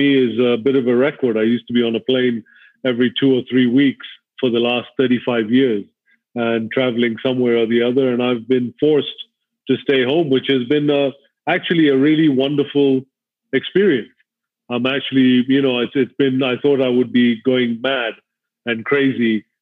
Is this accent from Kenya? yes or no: yes; Kenya; I was born and raised in Kenya. So I've grown up here all my life